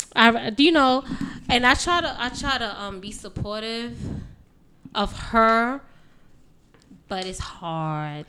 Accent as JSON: {"language": "English", "town": "New York City", "region": "New York", "country": "United States", "tie": "born or raised there", "said": "I'm from New York, born and raised in New York"}